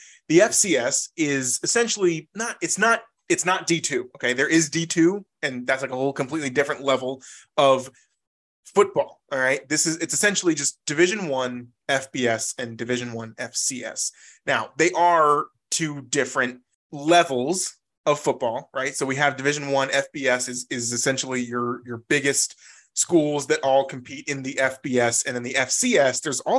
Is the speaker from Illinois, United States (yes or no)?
no; Virginia, United States; We're from Virginia. We grew up in here and we went to school, went to college everywhere. Everything's been in Virginia for us.